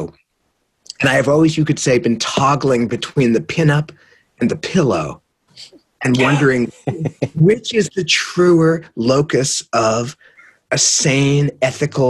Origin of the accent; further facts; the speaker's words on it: San Jose, California, United States; moved away; I'm from San Jose